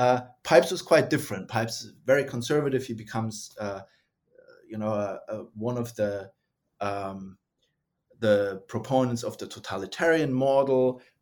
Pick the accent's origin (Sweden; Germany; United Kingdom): Germany; English is a second language; moved away as an adult; also born or lived in United States; now in Australia; the perspective of somebody who is, you know, was born and raised in Germany, got interested in Russia and then the Soviet Union, and then was trained in the United States and ended up in Australia.